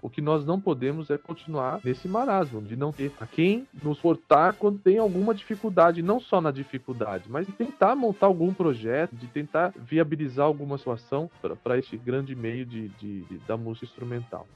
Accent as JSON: {"language": "Portuguese", "region": "São Paulo", "country": "Brazil", "said": "Sou paulista, sou paulista, paulistano."}